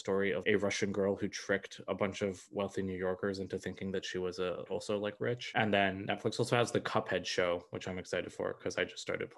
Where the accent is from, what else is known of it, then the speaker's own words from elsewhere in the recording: India; I'm Indian, and the things that I've been hearing about Miss Marvel make me very, very scared